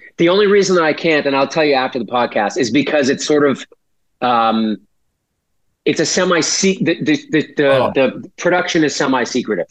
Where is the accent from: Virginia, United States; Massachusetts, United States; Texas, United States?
Massachusetts, United States; Weymouth; we're from Weymouth